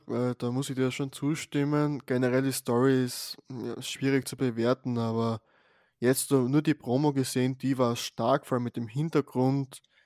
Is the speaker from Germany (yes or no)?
no; Austria; hier bei uns in Österreich.